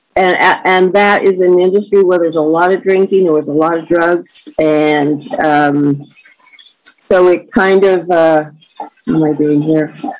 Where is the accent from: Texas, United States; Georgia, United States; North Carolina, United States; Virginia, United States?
North Carolina, United States; North Carolina mountains, United States; moved away as an adult; also born or lived in Florida; now in California, United States; growing up in North Carolina in the mountains